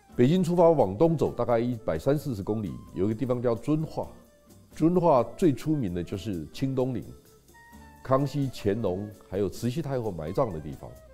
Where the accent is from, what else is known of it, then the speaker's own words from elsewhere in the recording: Taiwan; 我们台湾人在心理上有很大的困境